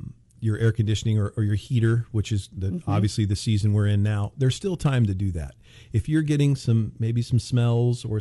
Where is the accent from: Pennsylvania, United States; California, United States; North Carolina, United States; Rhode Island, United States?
California, United States; Bakersfield; born and raised in Bakersfield, California